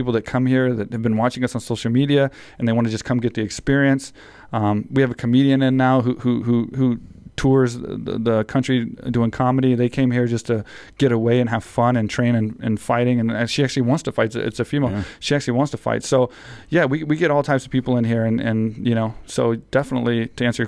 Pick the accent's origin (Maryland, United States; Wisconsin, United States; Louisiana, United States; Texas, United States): Texas, United States; I grew up in Texas